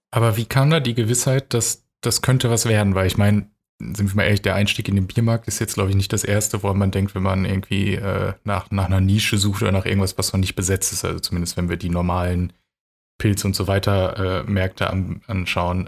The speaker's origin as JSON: {"language": "German", "region": "North Rhine-Westphalia", "country": "Germany", "also_born_or_lived": "Hamburg / Hannover / Augsburg", "moved": "as an adult", "said": "ich komme aus Nordrhein-Westfalen und ähm, bei uns ist es schon so, dass es ein, zum Beispiel ein starkes Krombacher Gebiet ist"}